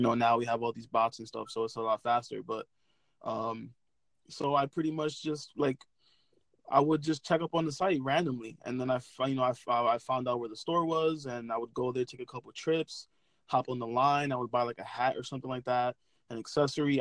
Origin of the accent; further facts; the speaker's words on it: New York City, New York, United States; I'm from Brooklyn, New York